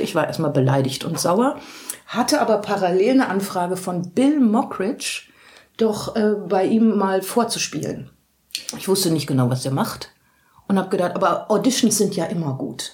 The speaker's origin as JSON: {"language": "German", "town": "Dortmund", "region": "North Rhine-Westphalia", "country": "Germany", "moved": "as an adult", "lives_now": "Cologne, Germany", "said": "ich komme aus Dortmund"}